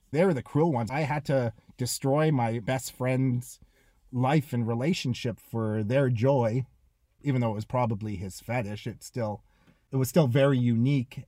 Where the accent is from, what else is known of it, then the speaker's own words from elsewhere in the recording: Toronto, Ontario, Canada; moved away as an adult; also born or lived in Los Angeles, United States; I'm a forest hill Jew. But we were the, we were, we were poor. You know, I grew up with billionaires